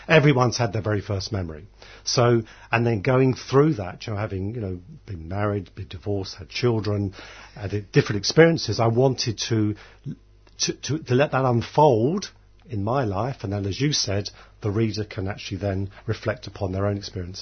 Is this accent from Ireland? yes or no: yes; Dublin, Leinster, Ireland; I was born in Dublin.